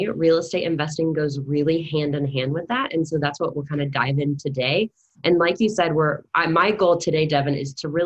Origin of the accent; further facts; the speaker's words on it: United States; accent: American; moved away as an adult; now in New Zealand; my lovely American accent, I am not a Kiwi, but I am a digital nomad